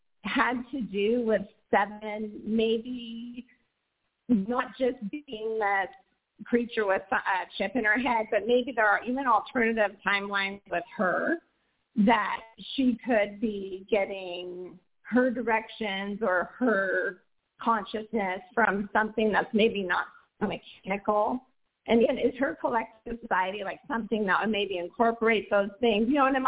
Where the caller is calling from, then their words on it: Portland, Oregon, United States; I am calling from Portland, Oregon. And yes